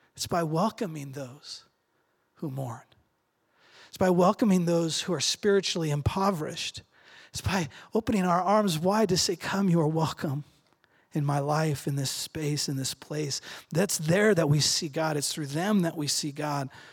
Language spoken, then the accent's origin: English; Redmond, Oregon, United States; I grew up in Redmond